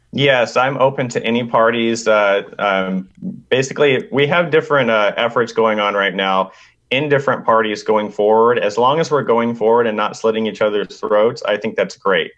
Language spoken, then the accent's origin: English; Sacramento, California, United States; Sac B, my hometown